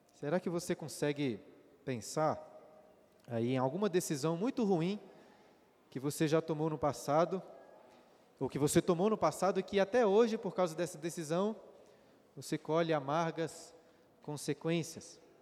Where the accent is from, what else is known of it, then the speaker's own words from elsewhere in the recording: Brazil; nós brasileiros